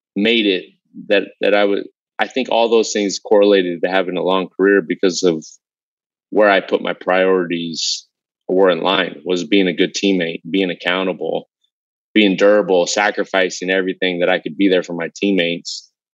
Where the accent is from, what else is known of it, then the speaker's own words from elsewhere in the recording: Southern California, United States; I grew up in Southern California. I had every race, uh, background, cultural lived on my block when I grew up